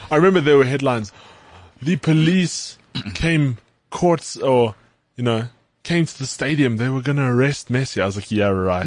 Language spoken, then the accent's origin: English; South Africa; being South African